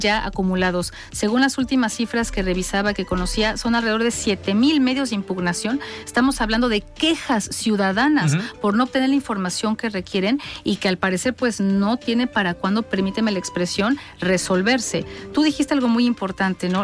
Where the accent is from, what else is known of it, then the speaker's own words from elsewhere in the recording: Mexico; soy una mujer mexicana